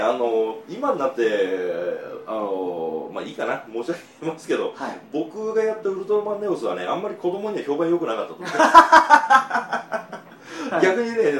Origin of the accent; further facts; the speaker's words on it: Kyushu, Miyazaki, Japan; 僕はあの九州の宮崎県の、はい、えー、っと田舎の出身でして